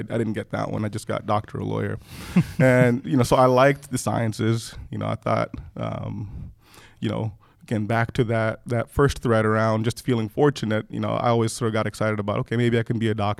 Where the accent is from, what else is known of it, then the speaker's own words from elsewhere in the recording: Kenya; also born or lived in Rwanda; now in United States; I was born in Rwanda. {S0} Yeah. {S1} My parents were both from Rwanda. Grew up in part in Kenya. We left Rwanda during the conflict.